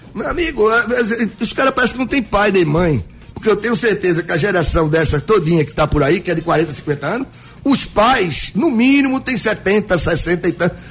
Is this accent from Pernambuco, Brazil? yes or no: yes; Jaboatão dos Guararapes, Pernambuco, Brazil; aqui na minha terra, que é Jaboatão